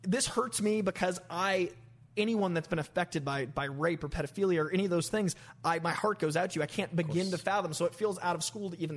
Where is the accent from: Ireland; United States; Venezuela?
United States; Boston, Massachusetts; I'm from Boston.